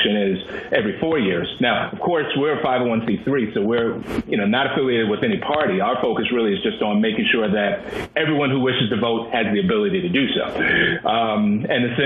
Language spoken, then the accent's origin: English; Washington, D.C. area, Maryland, United States; I'm a Marylander. I grew up in Maryland, and I grew up in the Washington, D.C. area